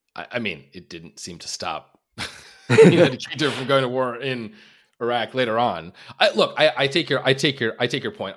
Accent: Long Island, New York, United States; moved away as an adult; now in Minnesota, United States; I grew up on Long Island

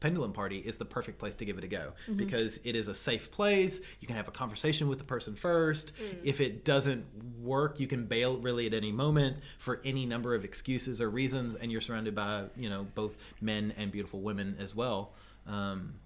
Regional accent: the South, United States; I'm also from the South

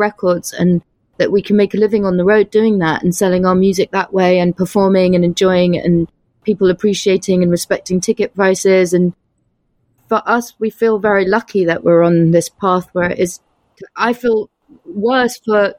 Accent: London, United Kingdom; moved away as an adult; also born or lived in United States / France / Spain; now in New York, United States; I'm from London

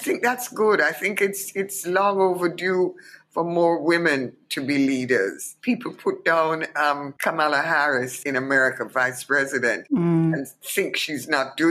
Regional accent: Kingston, Jamaica; moved away as an adult; my history as a Jamaican

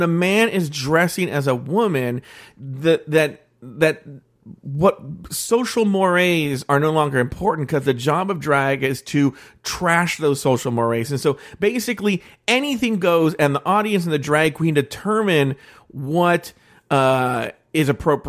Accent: California, United States; I'm from the Bay Area

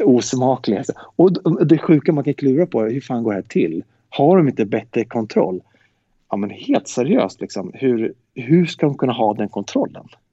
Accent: Sweden; vi är från Sverige

